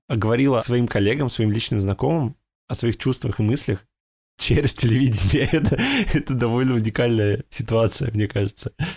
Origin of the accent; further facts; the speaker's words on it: Russia; now in Netherlands; из России